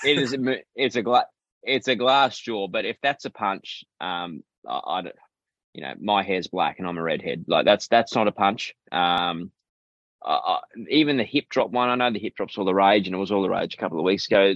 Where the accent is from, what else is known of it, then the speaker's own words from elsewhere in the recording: Queensland, Australia; as a Queenslander